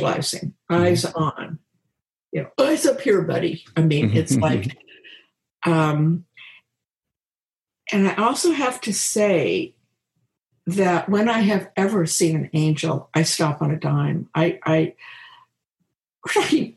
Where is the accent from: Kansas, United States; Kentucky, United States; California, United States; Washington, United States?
Kansas, United States; moved away as an adult; also born or lived in Seattle; I'm from Kansas, grounded.